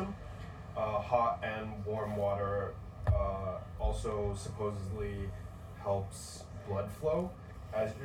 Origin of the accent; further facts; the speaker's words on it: Shanghai, China; I grew up here in Shanghai